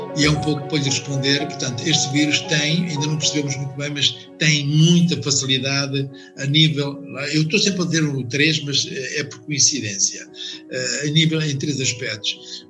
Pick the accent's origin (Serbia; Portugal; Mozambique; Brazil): Portugal; Coimbra, Centro; also born or lived in Angola; now in Lisbon, Portugal; Eu nasci em África e mais propriamente em Angola mas vim residir e onde me formei em Coimbra, portanto as minhas origens praticamente são de Coimbra.